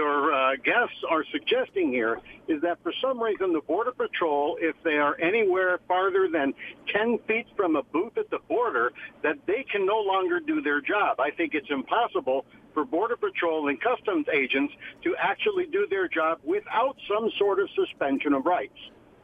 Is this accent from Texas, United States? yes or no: yes; El Paso, Texas, United States; now in Farmington Hills, United States; I grew up on the Mexican border in El Paso, Texas.